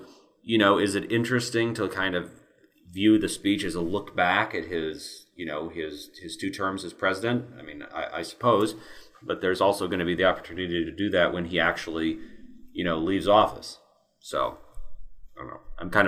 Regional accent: Kansas, United States; I'll go out and say I'm from Kansas, so I'll support the Chiefs.

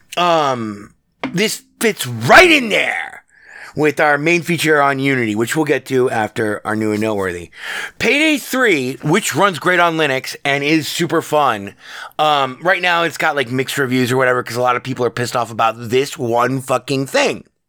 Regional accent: Nevada, United States; born and raised in the Battleborn state, uh, Nevada

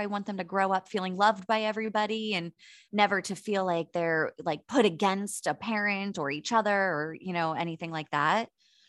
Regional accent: Pittsburgh, Pennsylvania, United States; born or raised there; now in San Diego, United States

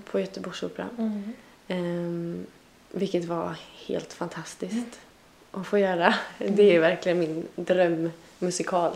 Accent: Tranemo, Västra Götaland, Sweden; now in Stockholm, Sweden; De trakterna mm. i Tranemo kommun kommer jag ifrån

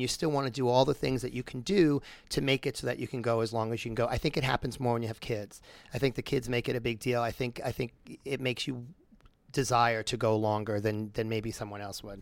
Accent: Long Island, New York, United States; moved away; I'm from New York, so I go home to New York quite a bit. And I'm in Long Island

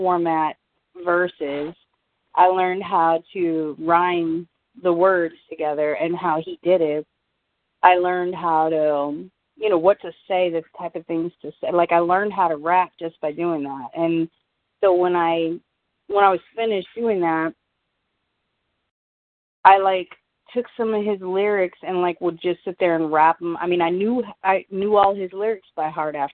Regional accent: California, United States; also born or lived in Colorado Springs, Colorado; I was born in Colorado Springs. I don't remember any of it. Moved to California when I was 3.

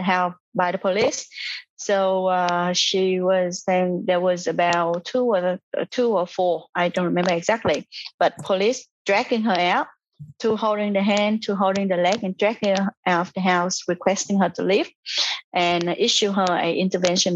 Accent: Vietnam; now in Australia; I am from Vietnam as well

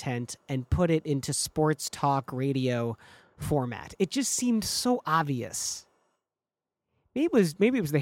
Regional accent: Michigan, United States; moved away; which is what I grew up in back in Michigan

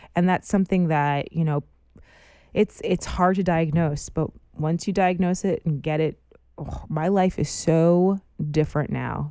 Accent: United States; moved away; I'm an American in a foreign country

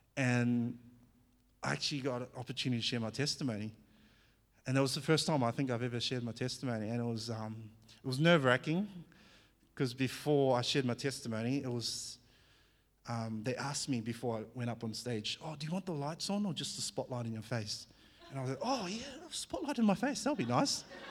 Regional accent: New Zealand; accent: Kiwi; English is a second language; moved away as an adult; also born or lived in Fiji / Albury-Wodonga, Australia; now in Australia; I was born in Fiji, and I, um, grew up in New Zealand by the age of four, so I did all my schooling in New Zealand. So you might hear a bit of a, a Kiwi accent now and again

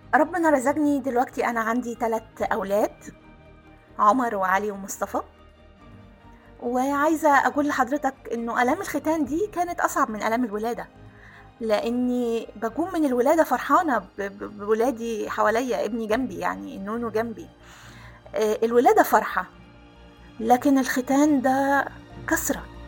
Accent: Aswan, Aswan Governorate, Egypt; أنا كنا ساكنين في قلب مدينة أسوان

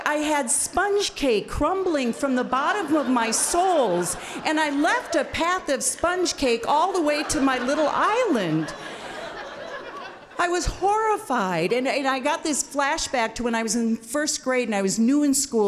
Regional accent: Wisconsin, United States; here I am from Wisconsin

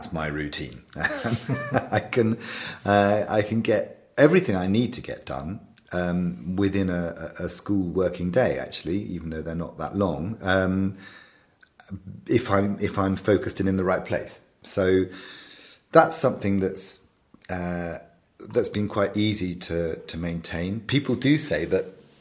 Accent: around Bristol, South West England, United Kingdom; also born or lived in Devon / Somerset; Well, I'm from England, and I've spent most of my life in the southwest of England, around Bristol, around that area, and a bit further down into Devon, and then up into Somerset.

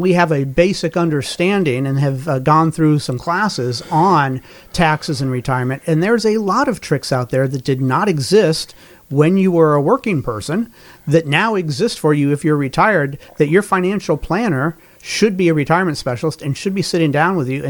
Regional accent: Colorado, United States; as a Denver Broncos fan growing up in Colorado during the Elway years

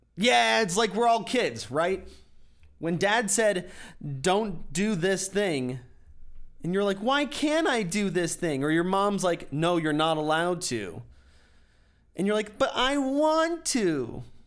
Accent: United States; I'm an American

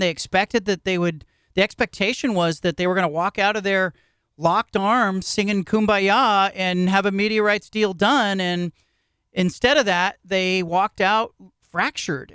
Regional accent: Bay Area, California, United States; I grew up in the Bay Area, and I grew up watching Stanford and Cal play everybody else

